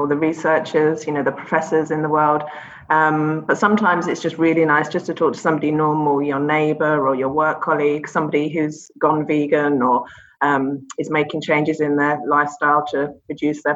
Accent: London, United Kingdom; moved away as an adult; also born or lived in Dubai, UAE; now in Abu Dhabi, UAE; I'm from London originally, London in England.

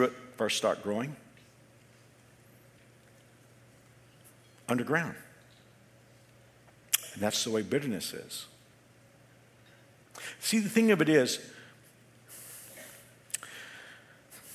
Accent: Texas, United States; being a Texan, and growing up with my grandfather who had a place in Central Texas

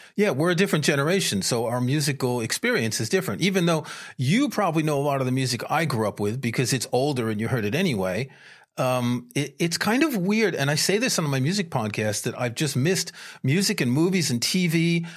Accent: New York, United States; moved away as an adult; also born or lived in France; I grew up in New York

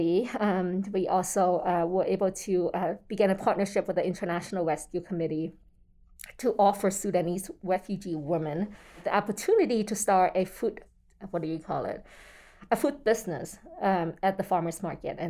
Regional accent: American Samoa; born or raised there; moved away as an adult; also born or lived in Zhongshan, Guangdong, China / Utah, United States; now in Salt Lake Valley, United States

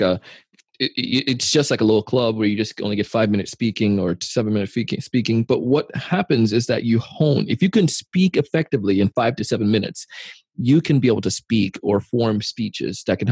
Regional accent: Jamaica; As a kid, I grew up in Jamaica

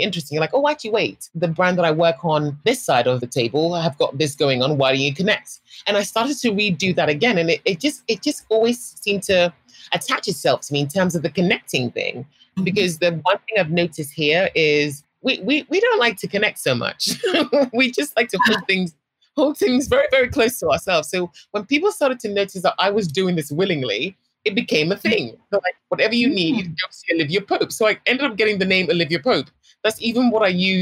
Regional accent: London, United Kingdom; moved away as an adult; also born or lived in Middlesex / Stoke Newington, London; now in Tema, Ghana; I grew up predominantly in Northwest London and also in Middlesex

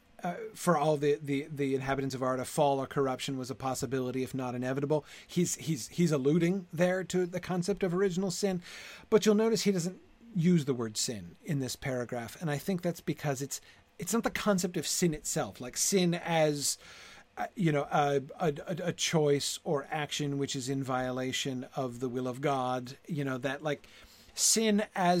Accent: United States; I'm an American

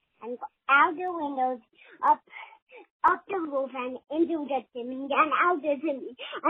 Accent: Pickering, Ontario, Canada; from Pickering, Toronto. Pickering, Canada.

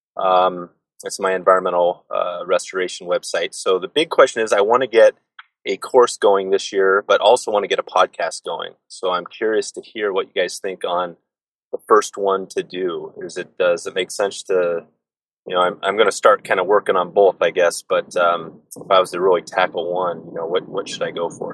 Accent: Portland, Oregon, United States; I'm from Portland as well.

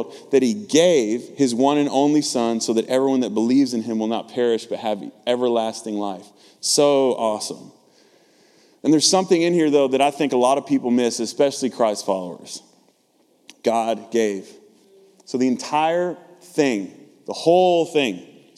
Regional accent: Texas, United States; I'm from the South, right? Born and raised in Texas

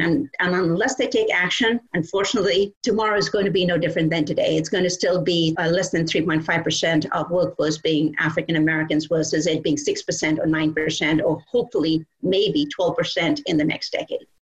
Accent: Kolkata, West Bengal, India; now in United States; I grew up in Calcutta, India, and I went to a boarding school with all girls

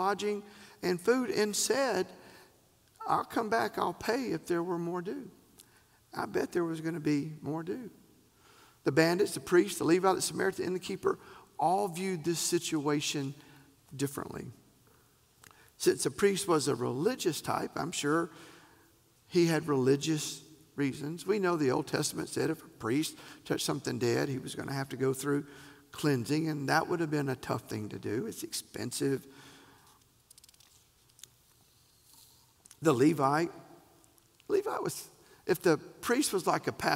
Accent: the South, United States; We're from the South

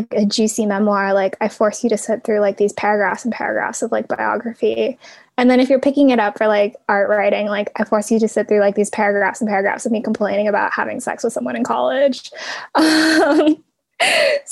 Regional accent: Portland, United States; I grew up in Portland

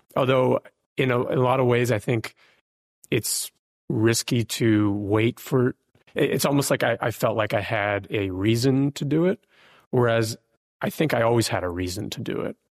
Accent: Ukraine; now in United States; originally, I was born in Ukraine. We came as refugees to the U S

